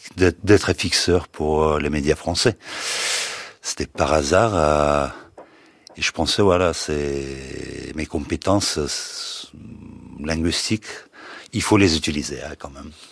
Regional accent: Crimea, Ukraine; French is a second language; moved away as an adult; je voulais pas rester en Crimée, même si c'est ma terre natale, la terre natale de mes parents

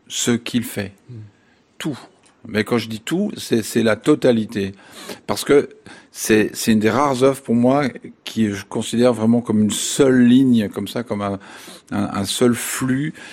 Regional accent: France; chez nous en France

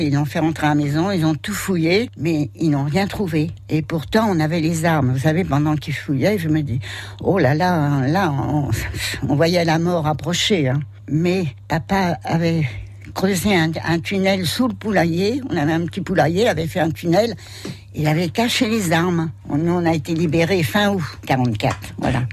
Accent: Gagny, Île-de-France, France; also born or lived in Pantin; now in Sainte-Hermine, France; je suis née à Pantin

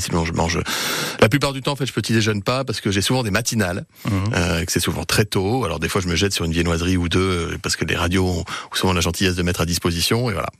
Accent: Gières, Auvergne-Rhône-Alpes, France; also born or lived in Paris; c'est là où j'ai grandi, hein, dans un appartement rue Pasteur

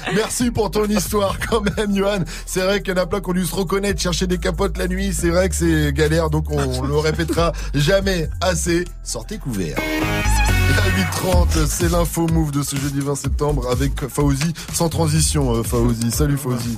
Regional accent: Martinique; j'ai dit que je venais des West Indies

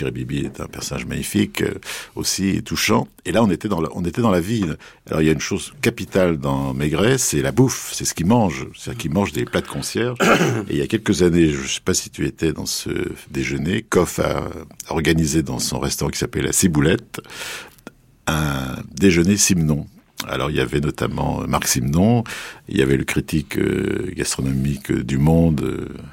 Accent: Paris, Île-de-France, France; je suis parisien, je suis un vrai parisien, j'habite pas loin de la place des Vosges

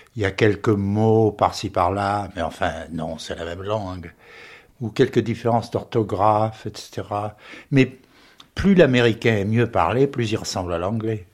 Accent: the Midi, southern France, France; accent: méridional; moved away as an adult; also born or lived in Paris; now in United States; J'avais un accent méridional à Paris, et j'ai un accent français, un anglais, parce que je suis arrivé trop tard, 25 ans, pour le perdre.

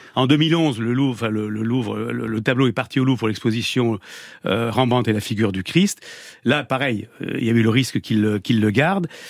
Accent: Lot-et-Garonne, Nouvelle-Aquitaine, France; j'ai passé toute mon enfance dans le Lot-et-Garonne, donc euh, à Gonto-Nogaret

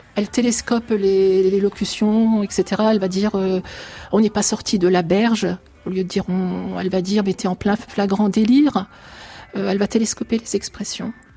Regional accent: France; also born or lived in Turkish-Syrian border, Turkey; moi j'ai grandi en France, je suis arrivée petite en France, donc je me sens profondément française

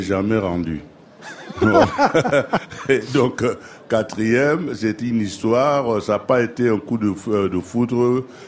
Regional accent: Cameroon; je suis camerounais

